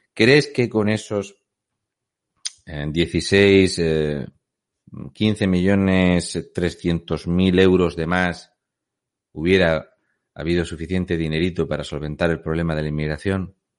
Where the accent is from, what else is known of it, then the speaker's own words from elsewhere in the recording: Fuente Álamo de Murcia, Region of Murcia, Spain; soy de Fuente Álamo de Murcia